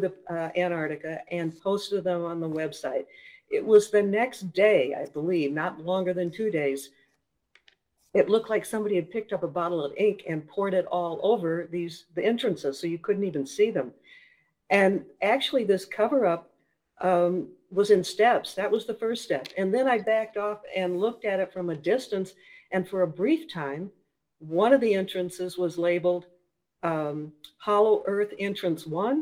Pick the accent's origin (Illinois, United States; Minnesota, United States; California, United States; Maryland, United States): Minnesota, United States; accent: Minnesota; moved away; also born or lived in Florida / North Carolina; I grew up in Minnesota, so there's a little bit of a Minnesota accent there